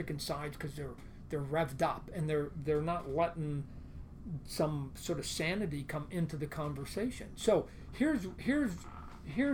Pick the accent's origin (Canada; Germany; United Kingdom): Canada; I'm Canadian